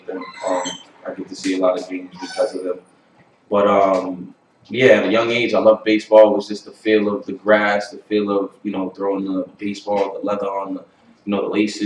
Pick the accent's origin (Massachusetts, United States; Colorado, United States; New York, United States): Massachusetts, United States; Boston; also born or lived in Holbrook, Massachusetts; I grew up in Dorchester